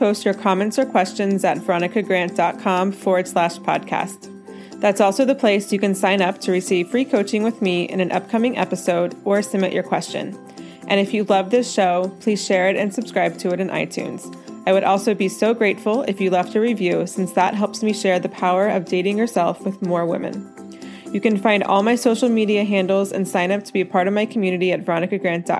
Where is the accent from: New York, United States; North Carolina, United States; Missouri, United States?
North Carolina, United States; moved away; I'm from the mountains. I'm from North Carolina, smaller than the Rocky Mountains, but I definitely miss that mountain life.